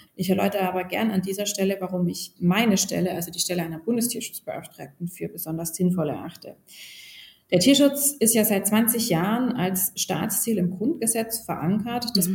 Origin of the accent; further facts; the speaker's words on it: Baden-Württemberg, Germany; moved away as an adult; now in Berlin, Germany; Ich komme originär aus Baden-Württemberg